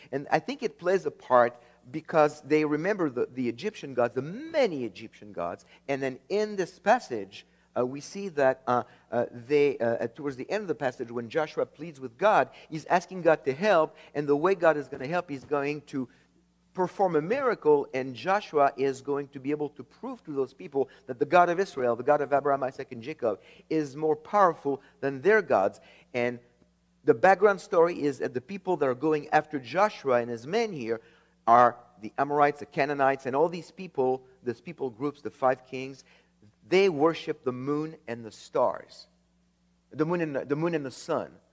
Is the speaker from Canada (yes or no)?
no; France; moved away; I was born in France